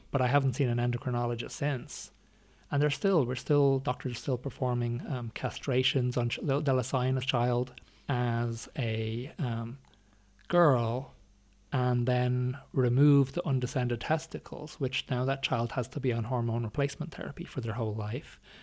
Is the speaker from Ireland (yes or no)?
yes; Ireland; growing up in Ireland